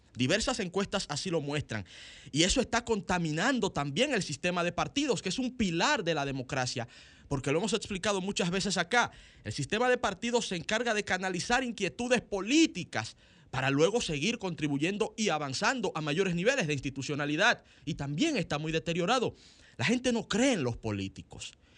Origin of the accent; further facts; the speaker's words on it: Dominican Republic; los dominicanos